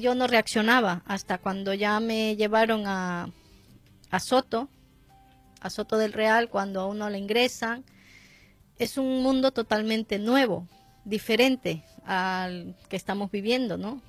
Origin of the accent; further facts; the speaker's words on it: Ecuador; now in Spain; yo soy ecuatoriana